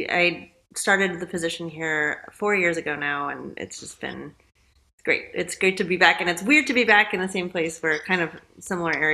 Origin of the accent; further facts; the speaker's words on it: California, United States; Um, San Francisco Bay Area.